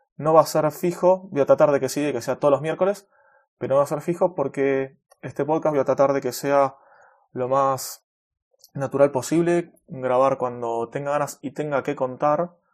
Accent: Buenos Aires, Argentina; Soy de Argentina, de Buenos Aires

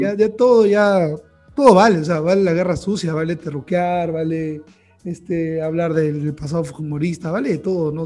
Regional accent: Lima, Peru; como limeños, nosotros vivimos en Lima

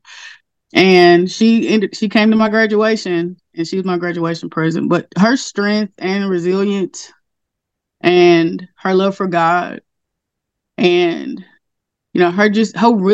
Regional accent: Castor, Louisiana, United States; I grew up in Castor, Louisiana. It's a really, really small town

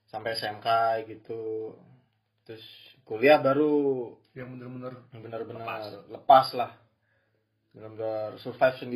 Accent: Purwokerto, Central Java, Indonesia; also born or lived in Cirebon / Tegal; lahir gue lahir di Prokerto emang

